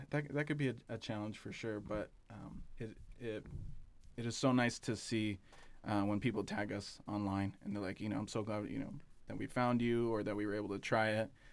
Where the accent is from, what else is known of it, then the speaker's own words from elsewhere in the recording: Southern California, United States; moved away as an adult; now in Bend, United States; we're from Southern California